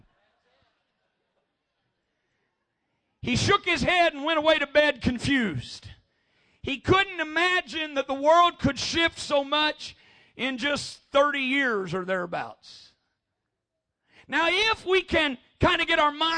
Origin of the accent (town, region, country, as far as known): Missouri, United States; born or raised there